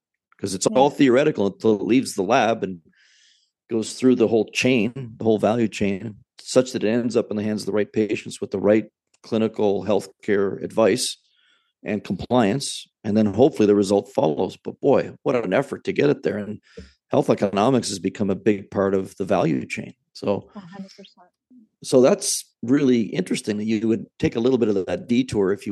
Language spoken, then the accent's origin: English; Canada; as a Canadian, just a, you know, some guy with a business degree